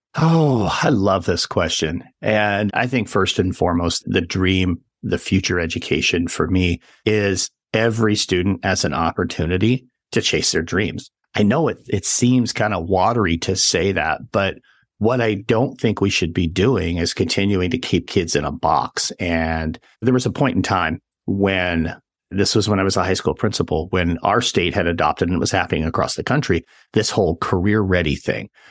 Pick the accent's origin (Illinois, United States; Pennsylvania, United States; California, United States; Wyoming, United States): Wyoming, United States; central; moved away; I grew up in central Wyoming